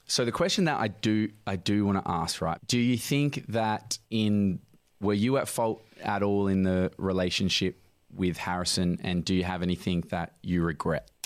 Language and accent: English; Midland, Western Australia, Australia; also born or lived in Sydney; I'm from Midland